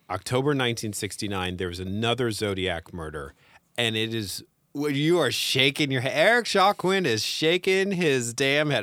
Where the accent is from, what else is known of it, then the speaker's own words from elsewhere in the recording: Northern California, United States; also born or lived in San Francisco; I grew up in Northern California